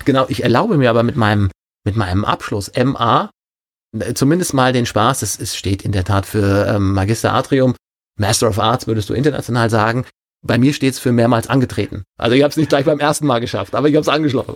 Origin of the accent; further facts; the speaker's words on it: Rhine-Main region, Hesse, Germany; also born or lived in Wesel; Dann hat er die Nähe von Frankfurt genommen